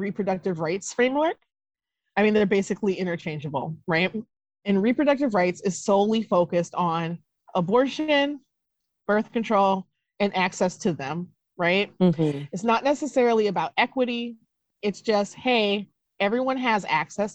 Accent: Duluth, Minnesota, United States; also born or lived in Wisconsin; So I was born in Minnesota. My dad is Black. My mother is white. I was born in 1978. Duluth, Minnesota was not a very diverse place.

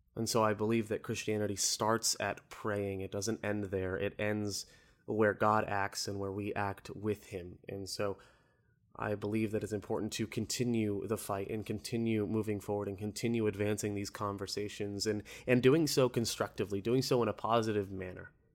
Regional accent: Orlando, Florida, United States; I'm from Orlando

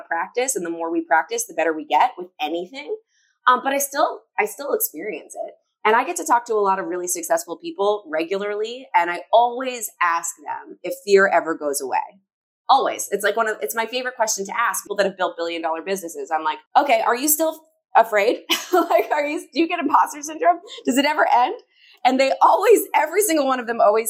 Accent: Chicago, Illinois, United States; I'm from Chicago

